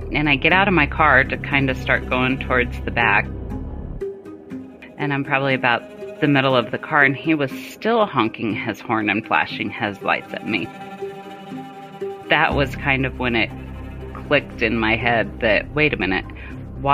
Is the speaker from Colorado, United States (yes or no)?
yes; Colorado, United States; also born or lived in Germany / Arizona; Colorado, which is where I currently live now that I'm out of the military